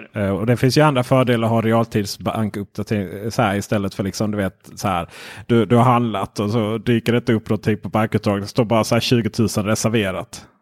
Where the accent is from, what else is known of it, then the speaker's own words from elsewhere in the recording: Ronneby, Blekinge, Sweden; Jag är från Ronneby